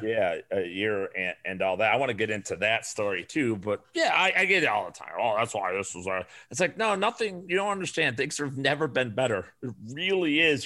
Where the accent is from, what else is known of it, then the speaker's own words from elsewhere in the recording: Chicago, Illinois, United States; moved away as an adult; now in Arizona, United States; I grew up on the south side of Chicago.